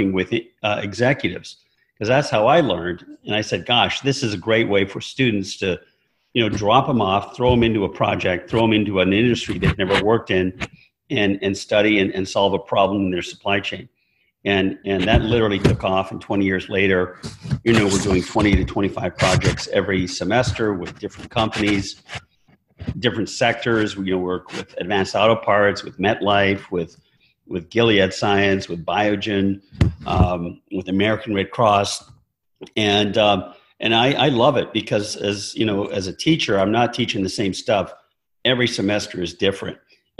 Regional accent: Calgary, Alberta, Canada; moved away as an adult; also born or lived in North Carolina / Michigan; I grew up in Calgary, Alberta. I'm Canadian originally.

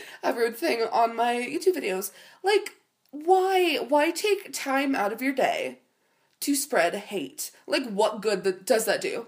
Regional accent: Midwest, United States; we're from the Midwest

